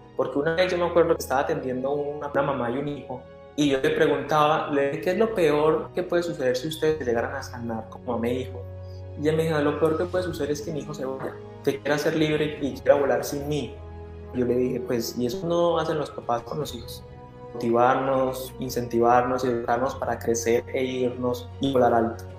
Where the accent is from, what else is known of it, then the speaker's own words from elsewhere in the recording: Colombia; moved away as an adult; now in Canada; Si yo estoy en Canadá, soy colombiano